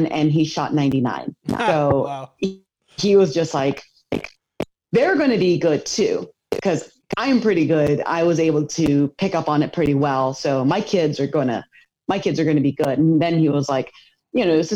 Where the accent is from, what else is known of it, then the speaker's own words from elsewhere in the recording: United States; I was born and raised here in America in a Korean household.